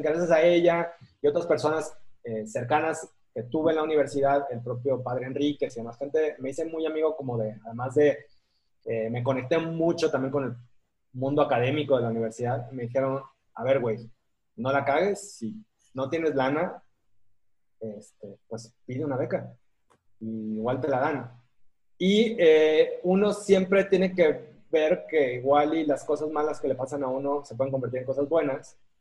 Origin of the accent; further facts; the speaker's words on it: Acapulco, Guerrero, Mexico; moved away; also born or lived in Bogotá, Colombia; el, el, distinto, el raro, el diferente, el que venía de Acapulco, o sea, ¿cómo que eres de Acapulco y eres rubio?